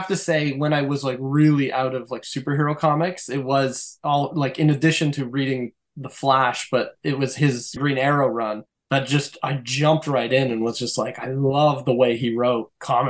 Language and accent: English; Canada; I think I would have ignored it as a Canadian, though.